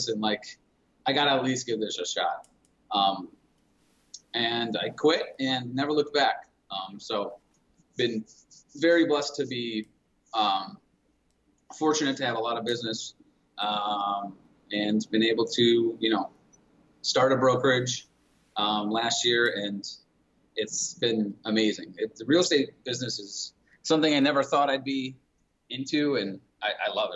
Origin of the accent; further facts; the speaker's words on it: Detroit, Michigan, United States; moved away as an adult; I'm originally, and my wife as well, we're originally from the Metro Detroit area